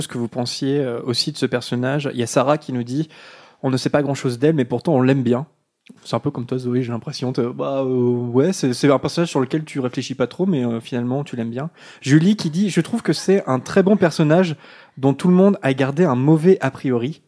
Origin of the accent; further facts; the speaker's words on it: France; also born or lived in United Kingdom; pour avoir vécu euh, euh, là-bas en tant que Français